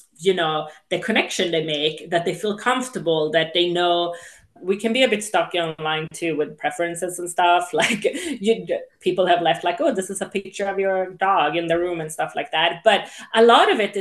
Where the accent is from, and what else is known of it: Sweden; English is a second language; also born or lived in England / Spain / Los Angeles, United States; now in United States